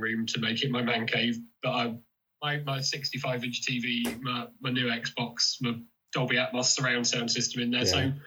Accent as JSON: {"language": "English", "town": "Oxford", "region": "South East England", "country": "United Kingdom", "moved": "yes", "said": "I come from Oxford originally"}